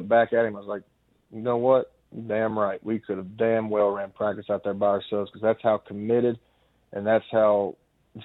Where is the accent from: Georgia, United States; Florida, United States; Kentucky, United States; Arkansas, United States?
Kentucky, United States; I'm from Kentucky, so I've always rooted for every SEC team